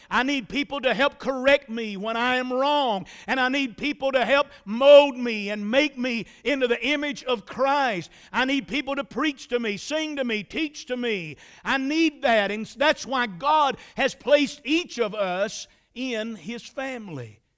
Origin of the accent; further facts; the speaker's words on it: Statesville, North Carolina, United States; I was raised in the Trinity community in Iredell County. That's about four or five miles outside of Statesville